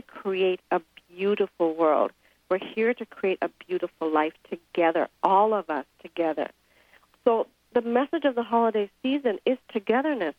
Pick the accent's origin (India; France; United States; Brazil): India; moved away; I grew up in India.